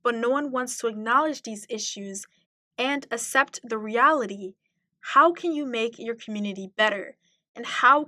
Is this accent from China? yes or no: no; Mali; now in United States; I love the United States as a country that I immigrated to, and I love my home country of Mali